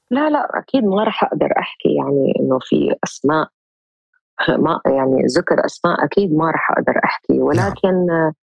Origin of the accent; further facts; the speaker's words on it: Jordan; moved away as an adult; also born or lived in Lebanon / Egypt; رجعت استقريت في بلدي الاردن